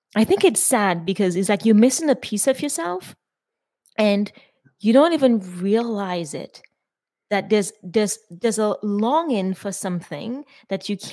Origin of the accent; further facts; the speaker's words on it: Dominica; I'm Dominican. Mm-hmm. I'm West Indian.